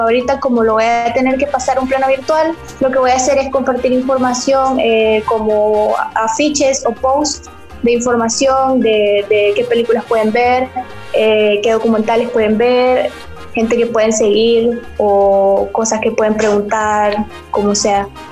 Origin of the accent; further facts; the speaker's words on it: El Salvador; yo soy del capítulo mexicano y soy la única salvadoreña